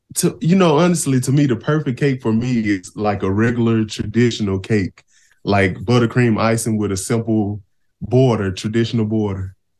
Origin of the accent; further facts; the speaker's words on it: Shelby, Mississippi, United States; I'm from the Mississippi Delta. Small town called Shelby.